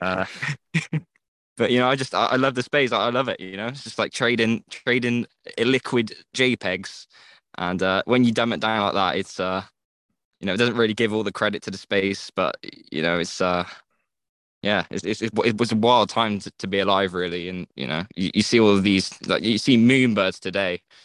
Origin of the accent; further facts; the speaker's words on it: England, United Kingdom; I'm from England.